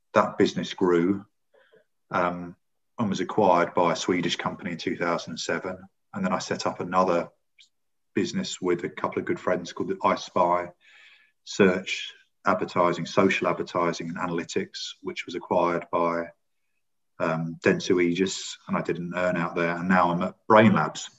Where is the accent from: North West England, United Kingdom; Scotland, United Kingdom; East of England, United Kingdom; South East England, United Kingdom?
East of England, United Kingdom; St Albans; also born or lived in Singapore / North London; I'm a North London boy. I was brought up in St Albans, and I was in a very nice estate, a nice primary school up to the age of 11